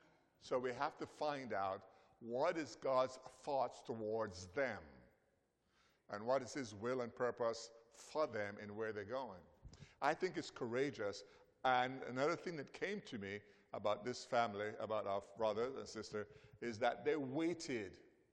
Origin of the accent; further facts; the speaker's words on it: Belize; born there; I was born in Belize, but I don't know much about Belize. I'm still learning about Belize.